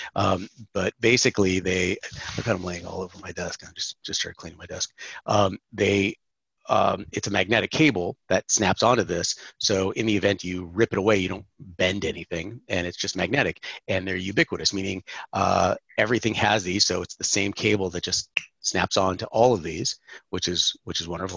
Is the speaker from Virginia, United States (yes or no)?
no; San Francisco, California, United States; also born or lived in Atlanta, Georgia; now in Florida, United States; Born and raised in San Francisco, California